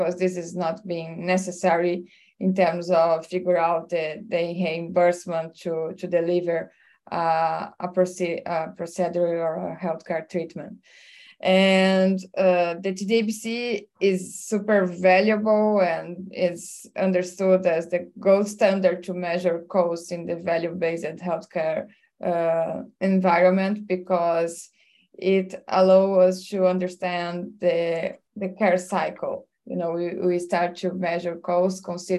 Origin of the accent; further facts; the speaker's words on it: Brazil; I'm from Brazil